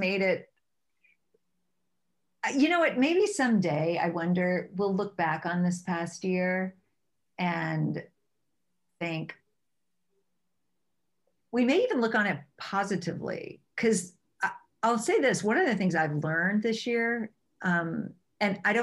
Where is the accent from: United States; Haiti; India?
United States; Virginia; now in Los Angeles, United States; I'm from Virginia originally, and I grew up sailing